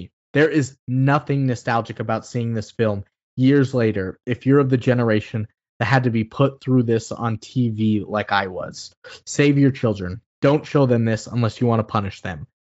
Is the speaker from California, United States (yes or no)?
yes; Oxnard, California, United States; Growing up in Oxnard, California, this film always played on KTTV Channel 11 around Christmas time.